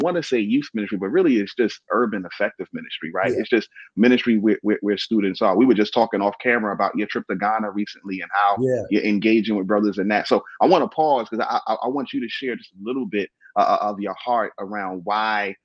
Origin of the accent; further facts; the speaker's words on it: New York City, New York, United States; also born or lived in Baltimore; I'm from Brooklyn